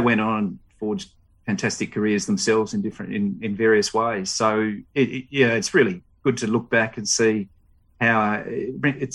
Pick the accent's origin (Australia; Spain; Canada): Australia; Melbourne, Victoria; moved away as an adult; now in Dubai, United Arab Emirates; I grew up in Vermont, out in the eastern suburbs